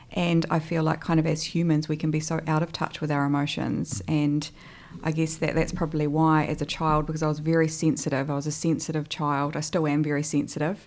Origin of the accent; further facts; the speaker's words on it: Hamilton, Waikato, New Zealand; moved away as an adult; now in Christchurch, New Zealand; originally I'm from the North Island actually. So, I'm from Hamilton, although I like to call myself a bit of a Cantabrian nowadays because I've been here for almost 12 years